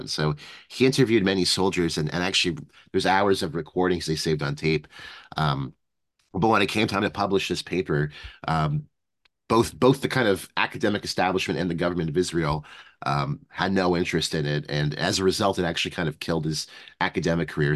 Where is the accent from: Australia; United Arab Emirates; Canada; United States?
Canada; speaking as a Canadian because, you know, here in Canada